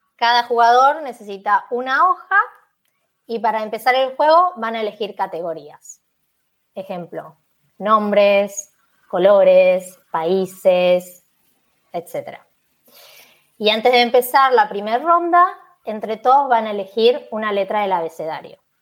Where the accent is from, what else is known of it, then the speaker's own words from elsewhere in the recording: Buenos Aires, Argentina; moved away as an adult; now in Málaga, Spain; soy de Argentina, de Buenos Aires, en particular de Capital Federal. Nací en un barrio que se llama Boedo